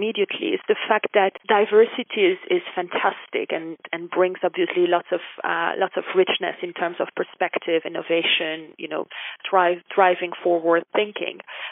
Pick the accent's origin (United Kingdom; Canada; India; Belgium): Belgium; moved away as an adult; also born or lived in United States / Kuwait; now in Dubai, United Arab Emirates; I'm from Belgium originally